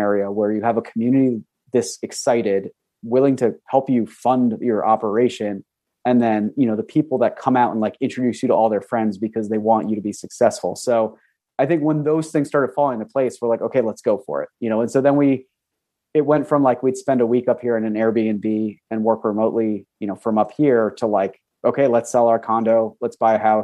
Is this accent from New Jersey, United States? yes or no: yes; New Jersey, United States; moved away; also born or lived in Pennsylvania / New York City; I was born and raised in New Jersey and then ended up moving to Pennsylvania